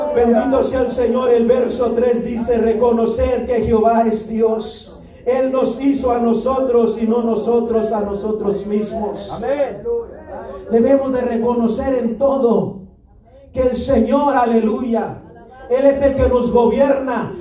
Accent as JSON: {"language": "Spanish", "country": "Mexico", "said": "soy la cuarta generación de pastores, misioneros y evangelistas en mi país"}